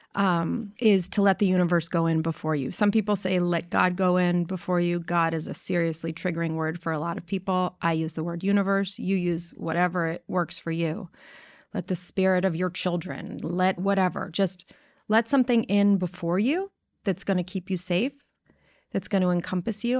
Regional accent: New York City, New York, United States; I grew up in New York City, nineteen seventy-four

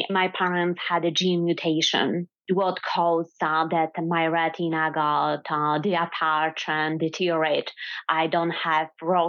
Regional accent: western Poland, Poland; English is a second language; moved away as an adult; also born or lived in Louisiana / Laski, Poland; now in New York, United States; I was born in Poland, in the western part of Poland.

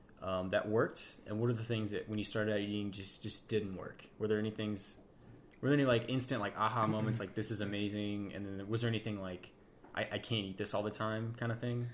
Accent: Jefferson City, Missouri, United States; moved away as an adult; now in northern Colorado, United States; Which is where we're from. We're from Jefferson City.

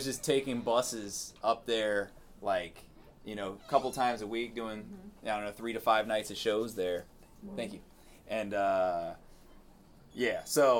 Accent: Woodbridge, Virginia, United States; moved away; also born or lived in Fairfax, Virginia / Arlington, Virginia; So I grew up in Woodbridge, then I lived in Fairfax for a while, and then Arlington.

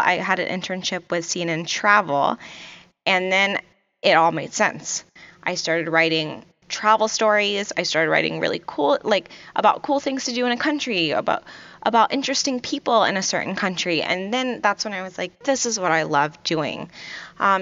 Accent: Virginia Beach, Virginia, United States; also born or lived in Kuwait; I grew up in Virginia Beach, Virginia, and originally I'm from Kuwait

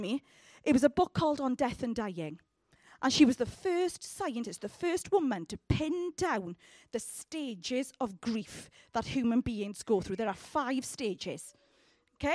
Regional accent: United Kingdom; we are terribly British

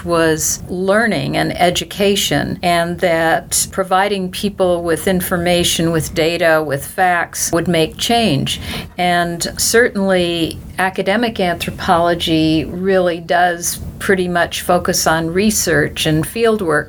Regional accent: Santa Monica Mountains, California, United States; I grew up in the Santa Monica Mountains, and I used to look down at the city

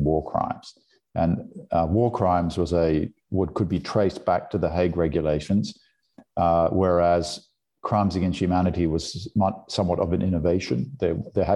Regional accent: Brisbane, Queensland, Australia; accent: Australian; moved away as an adult; also born or lived in California; So there was a, you know, intense consciousness of German history in the household in suburban Brisbane.

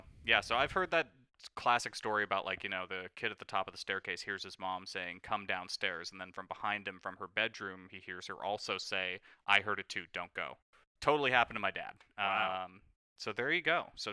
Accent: India; Not Native American. Indian, because we're from India.

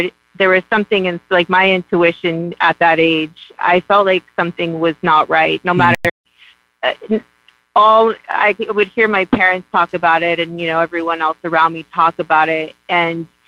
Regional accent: Hawaii, United States; now in Oregon, United States; I live in Oregon, but I'm actually from Hawaii.

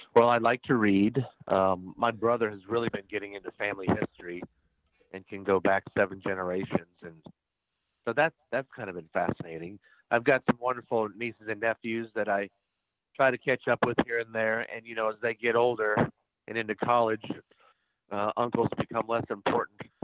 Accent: Van Meter, Iowa, United States; also born or lived in Johnston, Iowa; born and raised in Van Meter

